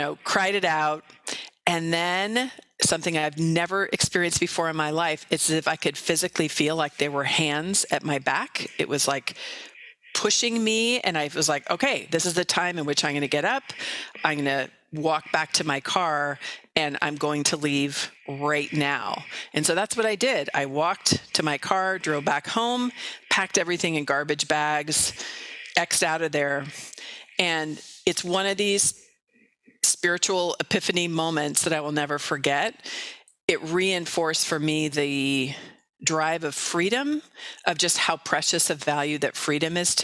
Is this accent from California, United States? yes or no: yes; Marin County, California, United States; also born or lived in San Francisco; Marin County, which is where I grew up in California